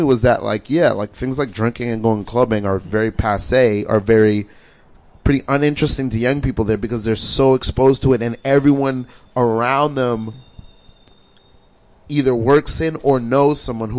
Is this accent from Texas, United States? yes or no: no; New York City, New York, United States; I was born in Brooklyn.